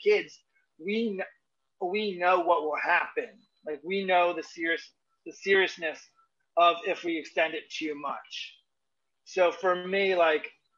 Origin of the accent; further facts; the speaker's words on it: Northeast, United States; I'm from the Northeast region